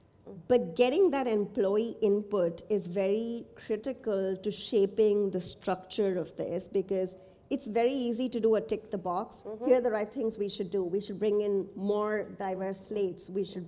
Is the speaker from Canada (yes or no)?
no; Nigeria; moved away; also born or lived in India; So I grew up in Nigeria and India, and since have worked in the Middle East.